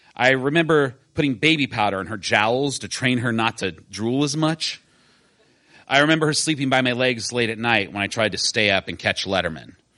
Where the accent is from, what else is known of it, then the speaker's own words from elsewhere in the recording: Decatur, Illinois, United States; I grew up in Decatur, Illinois, a town for which I never had much sentiment.